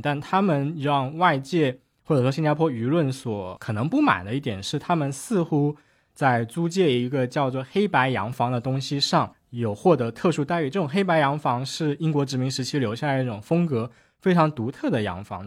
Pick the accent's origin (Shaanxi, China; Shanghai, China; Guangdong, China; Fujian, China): Guangdong, China; Shenzhen; 熬到了搬到深圳，我在深圳出生长大